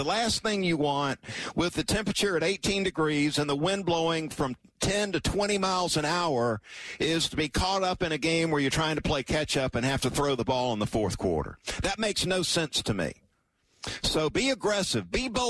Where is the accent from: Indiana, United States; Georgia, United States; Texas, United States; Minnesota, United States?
Georgia, United States; Valdosta; as a young football fan growing up in South Georgia in Valdosta